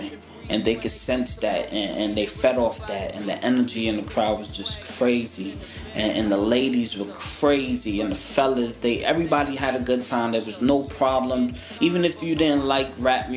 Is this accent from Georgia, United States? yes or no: no; New York City, New York, United States; I'm from New York City, born and raised